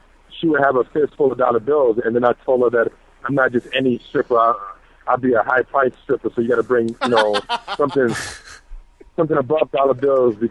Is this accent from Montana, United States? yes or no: no; New York, United States; now in Colorado, United States; I'm from New York